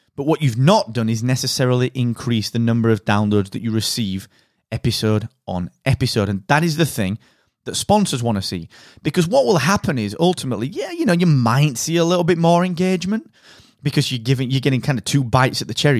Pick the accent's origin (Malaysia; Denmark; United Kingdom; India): United Kingdom; I am that British podcast guy